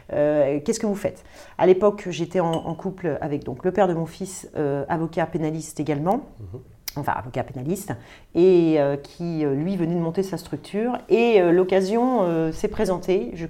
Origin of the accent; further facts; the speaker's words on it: Brazil; now in France; Je pars au Brésil parce que je suis brésilienne, faire euh, un an de stage en cabinet d'avocat là-bas.